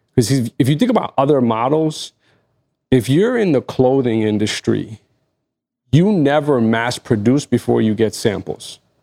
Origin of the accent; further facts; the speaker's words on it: Egypt; first language Arabic; English is a second language; in my native language, as, as someone from Egypt